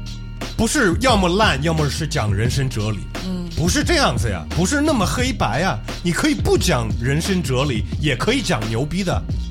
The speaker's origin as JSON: {"language": "Chinese", "country": "United States", "accent": "ABC", "first_language": "English", "second_language": "Chinese", "moved": "yes", "said": "I'm a real A B C, bro."}